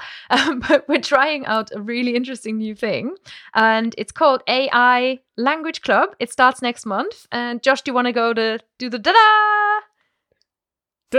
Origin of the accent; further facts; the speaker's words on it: Germany; I grew up so near Luxembourg